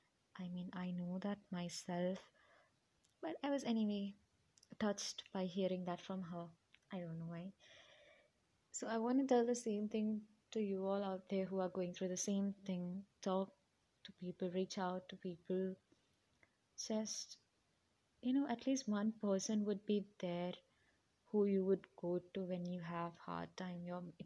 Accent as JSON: {"language": "English", "region": "Kerala", "country": "India", "lives_now": "United Arab Emirates", "said": "I'm an Indian. I was born and brought up in UAE, but still I'm an Indian. I spent my 8 to 9 years in India, and I'm from Kerala. I miss my hometown."}